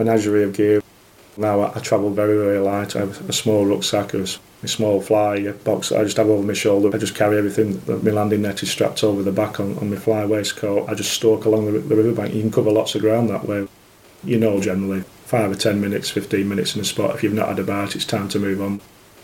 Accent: the Ribble and the Darwen, North West England, United Kingdom; I grew up fishing on the Ribble and the Darwen when I was younger

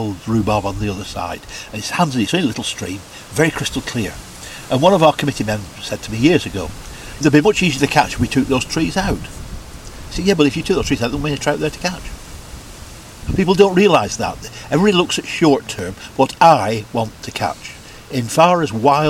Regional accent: England, United Kingdom; I'm an Englishman and proud to be English

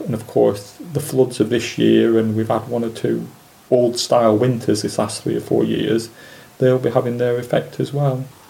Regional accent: Preston, North West England, United Kingdom; I was born in Preston in 1961

